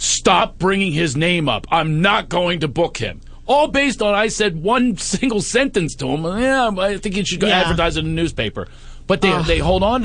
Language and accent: English; Philadelphia, Pennsylvania, United States; I'm from Philadelphia